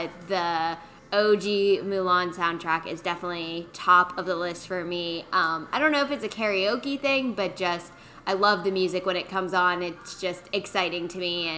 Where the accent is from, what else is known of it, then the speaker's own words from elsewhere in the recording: Pittsburgh, Pennsylvania, United States; moved away; I'm from Pittsburgh originally